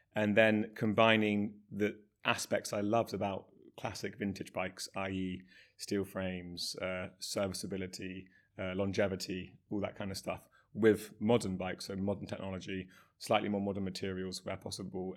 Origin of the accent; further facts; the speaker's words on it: Somerset, South West England, United Kingdom; also born or lived in Bristol; I grew up in Somerset, uh, riding mountain bikes, B M Xs, um, all through my teenage years